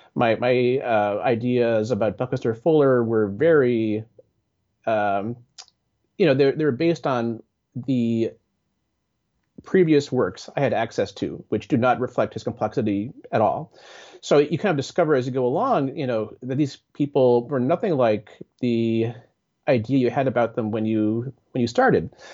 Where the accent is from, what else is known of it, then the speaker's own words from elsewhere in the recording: Bay Area, California, United States; I grew up in the Bay Area